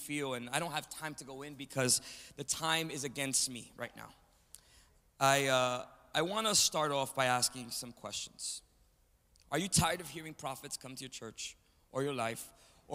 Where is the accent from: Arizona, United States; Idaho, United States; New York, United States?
New York, United States; New York City; from New York City, from Manhattan, born in the Bronx, right across the street from the Yankee Stadium